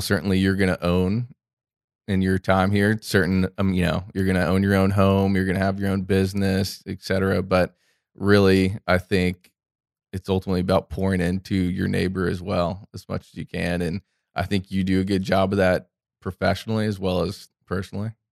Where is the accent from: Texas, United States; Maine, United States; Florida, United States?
Florida, United States; Orlando; I grew up here in Orlando, Florida, Central Florida, where we're sitting, producing this podcast. I'm actually a fourth generation Floridian